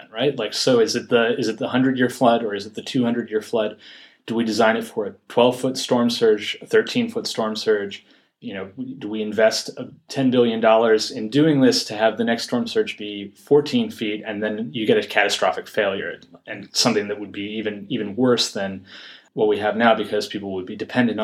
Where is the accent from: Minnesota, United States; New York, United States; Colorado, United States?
New York, United States; Yonkers; I'm from Yonkers, and I grew up in Yonkers.